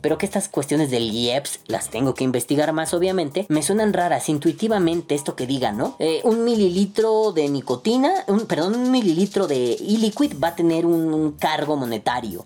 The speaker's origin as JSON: {"language": "Spanish", "country": "Mexico", "said": "mi país sea corrupto o esté azotado por la pobreza"}